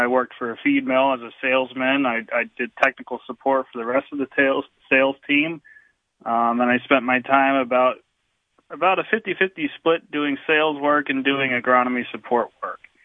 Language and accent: English; Waymart, Pennsylvania, United States; I grew up in Waymart. I attended the Western Wayne schools